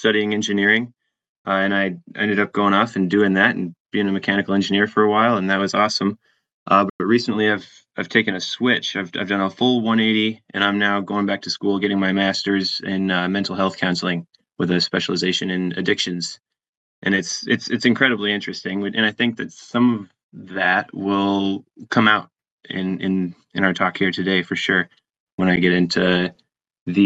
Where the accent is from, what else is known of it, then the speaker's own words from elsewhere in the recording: Wyoming, United States; now in Wisconsin, United States; I'm originally from Wyoming